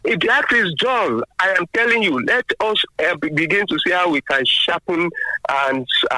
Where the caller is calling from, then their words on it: Abeokuta, Ogun State, Nigeria; from Abeokuta.